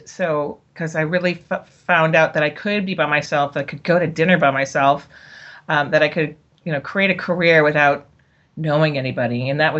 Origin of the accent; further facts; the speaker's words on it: East Coast / New England, United States; moved away as an adult; also born or lived in Minnesota / Los Angeles, California; now in San Francisco Peninsula, United States; So I was born on the East Coast and then went to college in the Minnesota, the wilds of Minnesota, because I really felt I should get out of New England